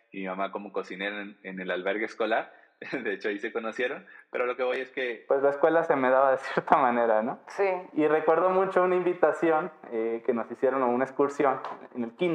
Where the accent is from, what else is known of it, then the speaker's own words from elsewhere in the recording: Miraflores, Baja California Sur, Mexico; yo nací en Miraflores, un pueblo al norte del municipio de Los Cabos. En realidad, pues soy de toda esa zona norte, ¿no? Esa zona rural del municipio.